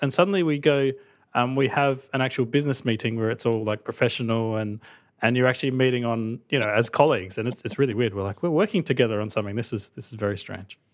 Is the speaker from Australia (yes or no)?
yes; Australia; accent: Australian; the accent is real. I'm actually from Australia